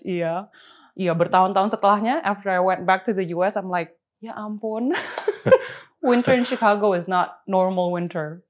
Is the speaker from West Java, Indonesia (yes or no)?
no; Jakarta, Indonesia; also born or lived in Karawaci; lahir besar memang di Pluit